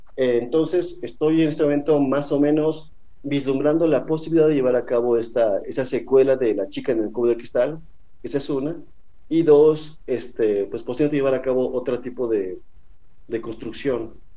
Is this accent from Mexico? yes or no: yes; Mexico; es parte de nuestra idiosincrasia como mexicanos